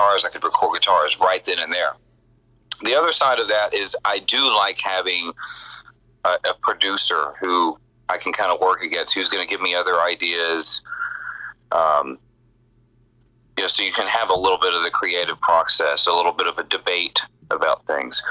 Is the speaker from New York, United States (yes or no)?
no; Texas, United States; moved away as an adult; now in Los Angeles, United States; When I grew up in Texas, and when I moved to L.A. at the end of 99